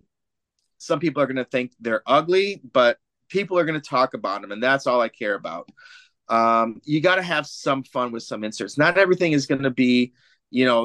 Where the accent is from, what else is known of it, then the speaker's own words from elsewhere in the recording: Michigan, United States; moved away; born and raised in Michigan